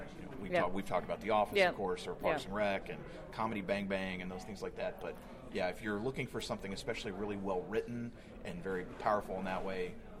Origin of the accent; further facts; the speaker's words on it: Kentucky, United States; Growing up in Kentucky